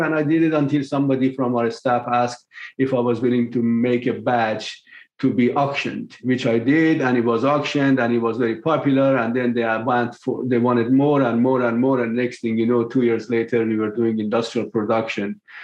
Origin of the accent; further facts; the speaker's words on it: Tehran, Tehran Province, Iran; moved away as an adult; also born or lived in England / Michigan, United States; now in United States; I was born in Tehran, Iran in 1954. Uh, my family were very modest, to, to put it very generously, and uh, struggled through life. But once I finished my high school, I left Iran in 1975